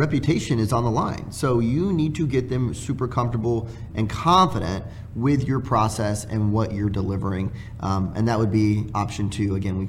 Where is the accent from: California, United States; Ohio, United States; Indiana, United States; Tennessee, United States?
California, United States; Southern; I'm from Southern California